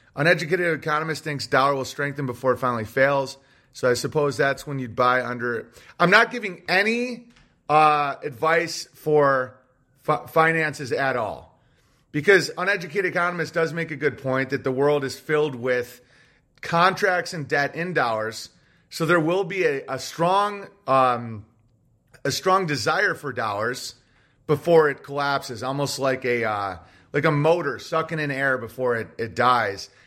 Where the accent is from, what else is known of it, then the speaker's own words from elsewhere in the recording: United States; Americans are never allowed to admit is that we are a conquering, tyrannical empire